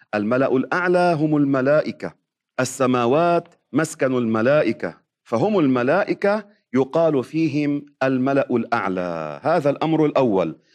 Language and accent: Arabic; Lebanon; عندنا في لبنان